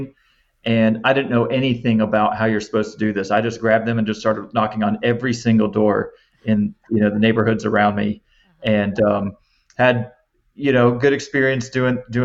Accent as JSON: {"language": "English", "town": "Jacksonville", "region": "Florida", "country": "United States", "tie": "born or raised there", "lives_now": "Naples, United States", "said": "I have two younger siblings and we grew up in Jacksonville, Florida"}